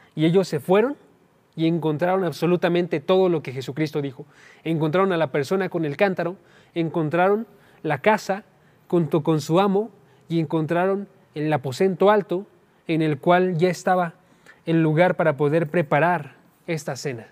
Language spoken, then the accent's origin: Spanish; Oaxaca, Mexico; moved away; yo soy de Oaxaca, entonces cuando estaba yo en Oaxaca tenía parientes aquí